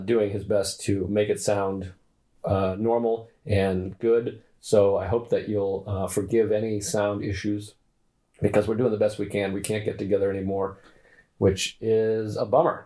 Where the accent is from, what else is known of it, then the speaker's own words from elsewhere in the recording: New York, United States; I'm in New York. I'm a New Yorker